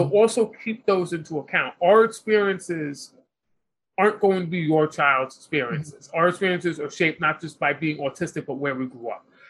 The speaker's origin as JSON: {"language": "English", "town": "New York City", "region": "New York", "country": "United States", "tie": "born or raised there", "said": "we both grew up in New York City. I grew up in Manhattan, which is the center of the city."}